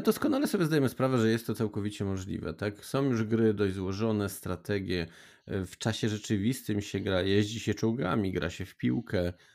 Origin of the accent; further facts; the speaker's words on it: Silesian Voivodeship, Poland; U nas na Śląsku